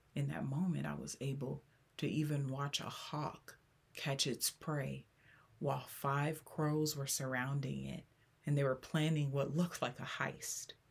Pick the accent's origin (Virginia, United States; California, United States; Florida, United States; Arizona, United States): California, United States; Los Angeles; born or raised there